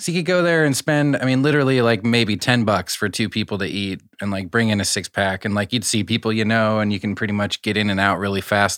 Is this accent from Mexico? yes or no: no; Iowa, United States; I'm from Iowa, so we had Taco Bell, but, like, Taco John's was, like, the preference.